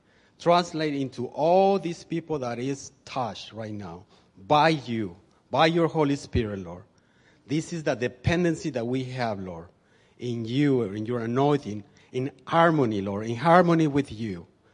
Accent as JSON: {"language": "English", "town": "Mexicali", "region": "Baja California", "country": "Mexico", "said": "I'm from Mexicali."}